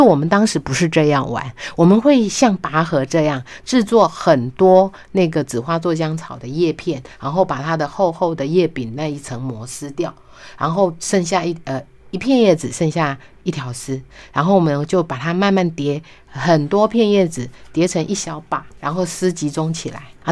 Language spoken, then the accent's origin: Chinese; Beipu, Hsinchu County, Taiwan; 我们乡下我是在新竹县北部乡长大的孩子